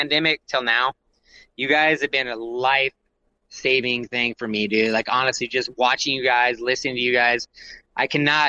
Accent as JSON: {"language": "English", "town": "Minneapolis–Saint Paul", "region": "Minnesota", "country": "United States", "tie": "born or raised there", "said": "I was born in the Twin Cities"}